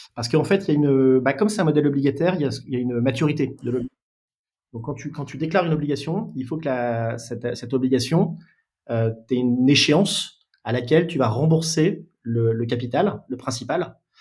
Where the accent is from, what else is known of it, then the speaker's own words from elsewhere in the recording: Lille, Hauts-de-France, France; now in Paris region, France; je suis originaire de Lille